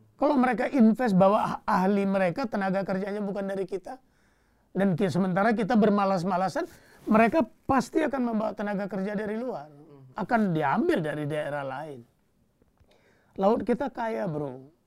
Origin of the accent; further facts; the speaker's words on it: Bali, Indonesia; sebagai orang Bali